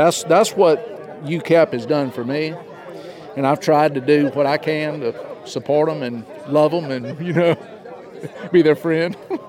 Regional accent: Mobile, Alabama, United States

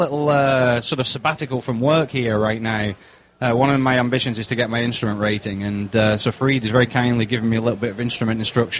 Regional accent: England, United Kingdom; moved away as an adult; also born or lived in Scotland; now in United States; I'm coming from England, okay?

